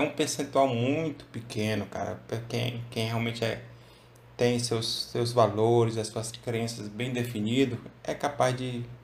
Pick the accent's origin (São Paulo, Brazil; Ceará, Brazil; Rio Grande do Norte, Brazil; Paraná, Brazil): Ceará, Brazil; eu sou cearense